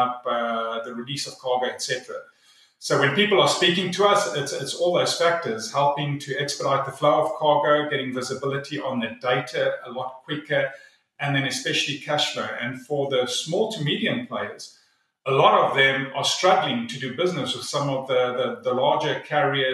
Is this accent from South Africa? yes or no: yes; South Africa; now in North Carolina, United States; originally from South Africa